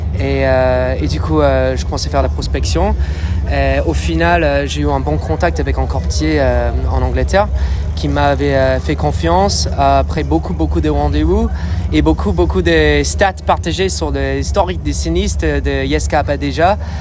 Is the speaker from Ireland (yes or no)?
yes; Dublin, Leinster, Ireland; accent: British; French is a second language; moved away; je viens d'Irlande à la base, de Dublin